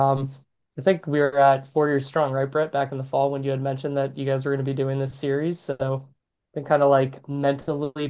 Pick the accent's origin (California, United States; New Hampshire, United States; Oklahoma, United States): New Hampshire, United States; I grew up in New Hampshire